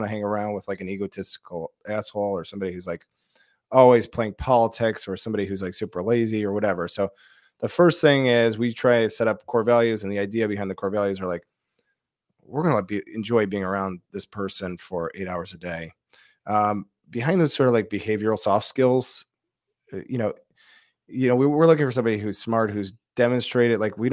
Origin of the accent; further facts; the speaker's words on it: Detroit, Michigan, United States; moved away; also born or lived in Chicago; I grew up in Detroit